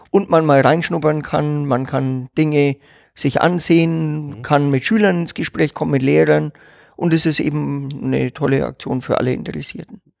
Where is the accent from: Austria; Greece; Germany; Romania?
Germany; Thuringia; Ich bin Thüringer, ne?